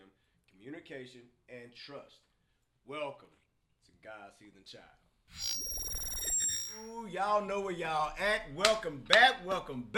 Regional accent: Lufkin, Texas, United States; I'm from Lufkin

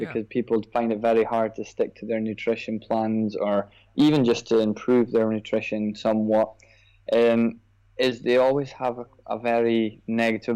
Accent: Scotland, United Kingdom; now in Dubai, United Arab Emirates; As you can probably tell from the accent, I grew up in Scotland

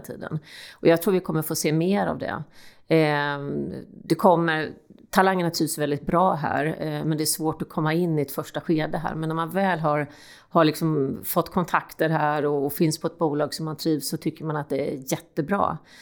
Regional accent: Stockholm, Stockholm County, Sweden; vi som stockholmare

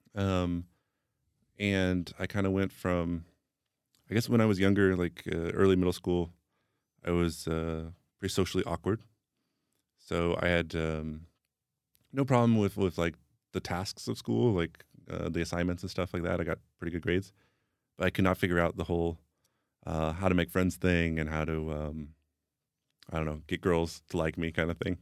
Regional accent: Atlanta, Georgia, United States; first language English; moved away as an adult; also born or lived in Sacramento, California; now in Prague, Czech Republic; I mostly grew up in the South, in, in Atlanta, Georgia, but I was in California long enough not to pick up the, the accent

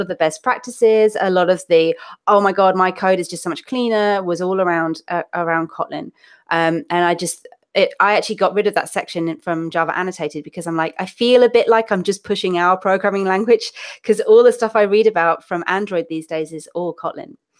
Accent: London, United Kingdom; accent: London accent mixed with Manchester vowels; people think Australian; moved away as an adult; also born or lived in Manchester (family); now in Seville, Spain; my family's from uh, Manchester, but I grew up down south, so I'm kind of more or less from London-ish.

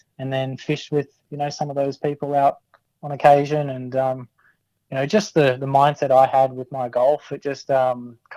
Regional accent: Canberra, Australian Capital Territory, Australia; growing up in Canberra

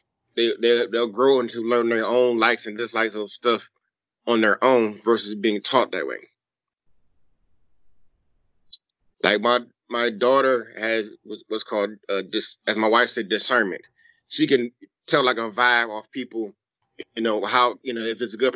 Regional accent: East Cleveland, Ohio, United States; me growing up in the inner city, I grew up in East Cleveland

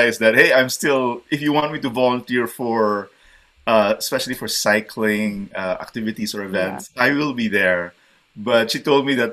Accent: Davao City, Davao Region, Philippines; moved away as an adult; also born or lived in Las Piñas, Metro Manila, Philippines; now in Waterloo, Canada; I grew up in the Philippines. So I was born in the southern part of the Philippines, a city called Davao, so Davao City. And I think from the time I was born till about, I would say, maybe 12 years old, I was in that city

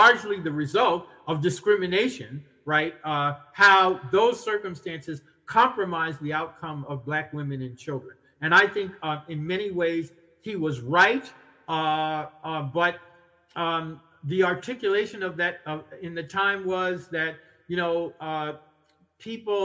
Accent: New York City, New York, United States; I grew up in New York City

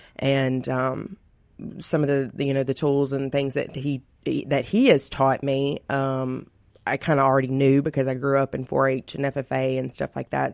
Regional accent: Florence, Mississippi, United States; my little hometown

